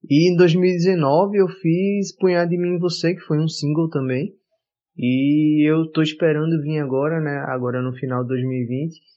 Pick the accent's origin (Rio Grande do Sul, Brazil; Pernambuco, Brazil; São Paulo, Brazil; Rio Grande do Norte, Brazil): Pernambuco, Brazil; Olinda; moved away; realmente da minha terra, assim, a primeira terra que eu morei, Olinda, que fala que, poxa, agora eu só, volto lá às vezes no carnaval. Eu ainda, eu ainda tenho família lá, mas eu volto só no carnaval